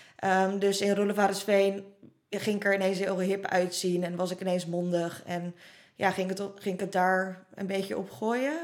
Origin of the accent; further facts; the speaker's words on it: Roelofarendsveen, South Holland, Netherlands; toen we in Rollevarensveen woonden